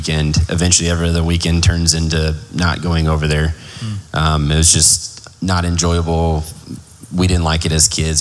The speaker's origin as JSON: {"language": "English", "town": "Plano", "region": "Texas", "country": "United States", "tie": "born or raised there", "also_born_or_lived": "Garland, Texas", "said": "we grew up in North Dallas, Plano specifically, from about 95, 96. Before that, we lived in Garland"}